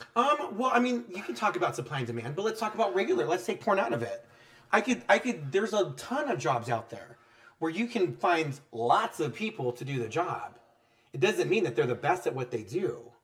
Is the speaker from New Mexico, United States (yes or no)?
yes; New Mexico, United States; I'm from New Mexico.